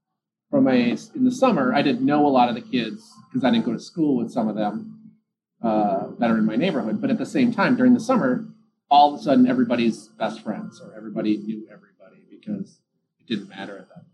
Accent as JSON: {"language": "English", "town": "Richfield", "region": "Minnesota", "country": "United States", "tie": "born or raised there", "said": "Richfield, Minnesota. So it's a suburb of Minneapolis. And it was your typical working class, same, very similar, I think, upbringing. It was, you know, cookie cutter type homes"}